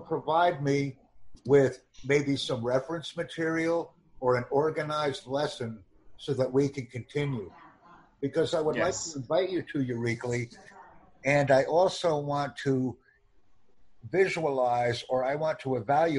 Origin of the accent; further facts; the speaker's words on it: United States; first language English; I'm from the United States.